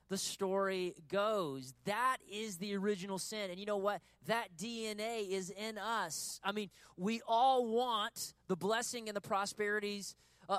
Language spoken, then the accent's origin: English; United States; we're American human beings